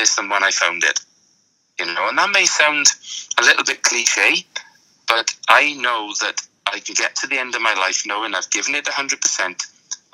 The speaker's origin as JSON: {"language": "English", "town": "Tredegar", "region": "Wales", "country": "United Kingdom", "tie": "born or raised there", "said": "my hometown of Tredegar in South Wales"}